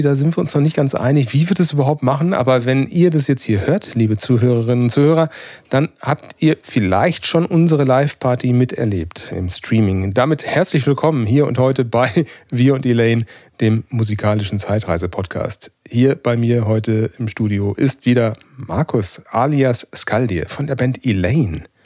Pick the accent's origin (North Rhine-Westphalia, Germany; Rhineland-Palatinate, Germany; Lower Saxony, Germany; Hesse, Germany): North Rhine-Westphalia, Germany; bei uns in NRW